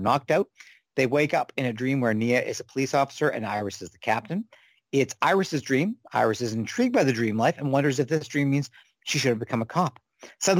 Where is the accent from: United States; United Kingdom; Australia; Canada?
Canada; speaking as a Canadian